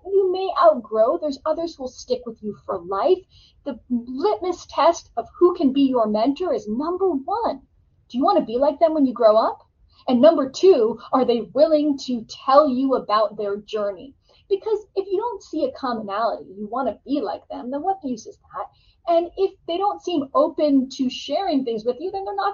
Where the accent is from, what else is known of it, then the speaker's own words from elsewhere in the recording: Connecticut, United States; I grew up in Connecticut, went to a public high school there